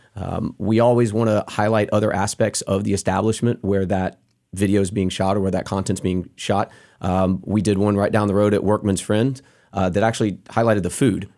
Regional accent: North Carolina, United States; we're all North Carolina guys

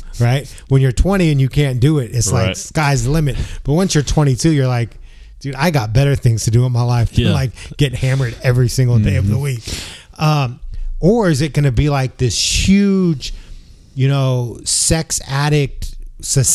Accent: San Francisco, California, United States; me growing up in San Francisco, which is a very sex positive city

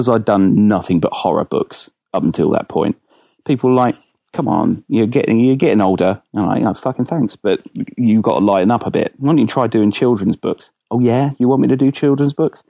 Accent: Winslow, South East England, United Kingdom; also born or lived in Hammersmith, London / Aylesbury; I was born in Hammersmith in London, and then moved down to a little village called Winslow

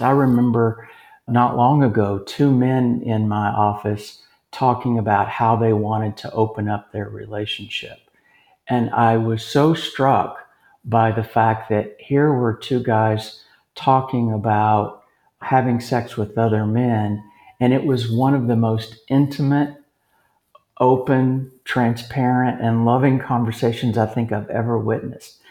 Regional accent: Lexington, Kentucky, United States; moved away as an adult; now in Texas, United States; Lexington, Kentucky, my hometown

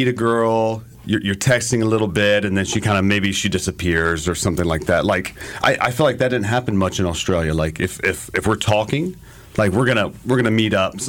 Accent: United States; I'm American.

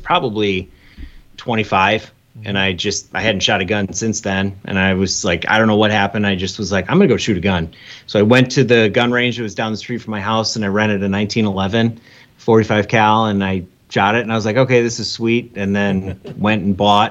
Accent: Michigan, United States; also born or lived in Omaha, Nebraska / Kalamazoo, Michigan; I was born in Omaha, actually, Nebraska, but then I moved to Michigan. My family moved to Michigan when I was 3. So I'm almost 40. So I've been here almost my entire life, 37 years.

